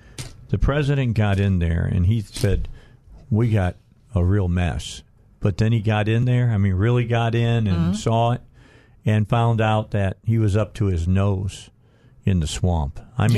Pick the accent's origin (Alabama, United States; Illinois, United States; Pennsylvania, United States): Illinois, United States; outside of Chicago; I grew up outside of Chicago.